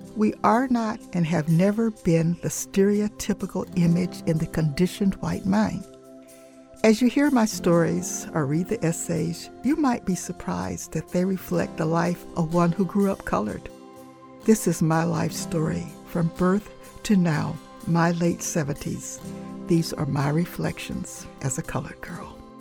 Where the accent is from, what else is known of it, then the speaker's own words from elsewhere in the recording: Punta Gorda, Florida, United States; moved away as an adult; also born or lived in Arcadia, Florida / Marion, Virginia / Michigan; I grew up in Ponta Gorda